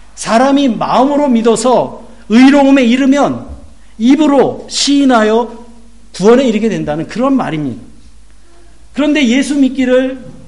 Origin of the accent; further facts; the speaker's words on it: South Korea; now in Germany; 저는 한국의 목회자의 한 사람으로서